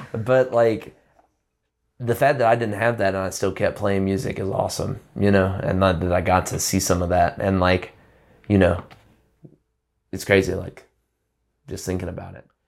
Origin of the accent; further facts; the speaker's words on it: Prattville, Alabama, United States; moved away as an adult; now in Bisbee, United States; growing up in, like, a small town in Alabama